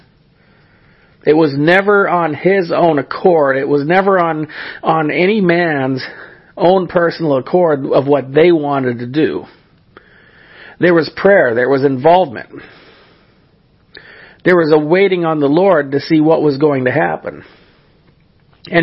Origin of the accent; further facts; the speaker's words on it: California, United States; the church that I grew up in California